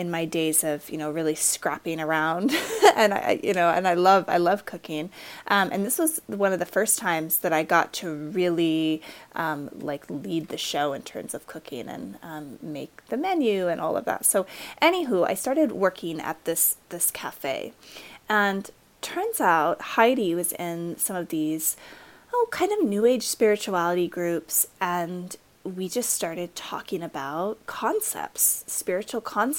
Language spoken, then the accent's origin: English; Utah, United States; I was raised in Utah, in a very conservative area